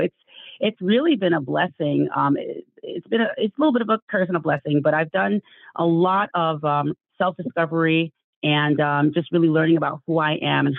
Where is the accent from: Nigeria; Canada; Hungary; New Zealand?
Nigeria; also born or lived in Ann Arbor, United States / Calabar, Nigeria; I am Nigerian. I'm Igbo. That's my cultural background. And when I was 12 years old, my parents uprooted us and moved us from Ann Arbor, Michigan to Calabar, Cross River State in Nigeria.